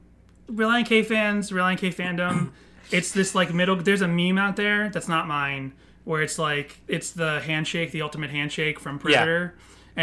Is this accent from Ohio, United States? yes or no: no; Massachusetts, United States; now in California, United States; growing up in Massachusetts